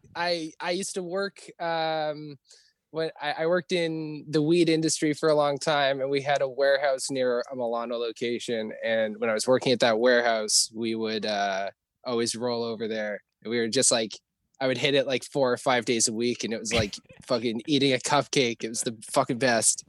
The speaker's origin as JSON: {"language": "English", "town": "Stony Plain", "region": "Alberta", "country": "Canada", "tie": "born or raised there", "moved": "yes", "lives_now": "Vancouver, Canada", "said": "I'm from like a pretty small town outside of Edmonton, um, but like 45 minutes west of Edmonton. I grew up on an acreage as an only child"}